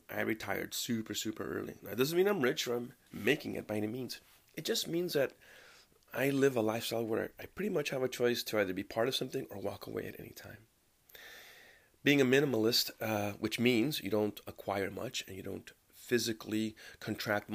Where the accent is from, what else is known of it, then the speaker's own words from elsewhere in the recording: United States; as an American living here all my life